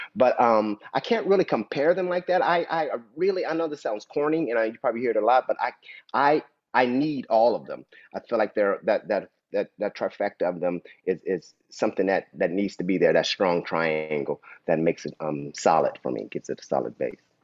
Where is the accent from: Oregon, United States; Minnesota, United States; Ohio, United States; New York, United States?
Ohio, United States; Dayton; I'm originally from Dayton, Ohio. I'm born and raised